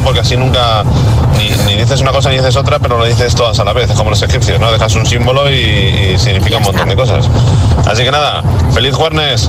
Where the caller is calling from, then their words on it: Zaragoza, Aragon, Spain; Saludos desde Zaragoza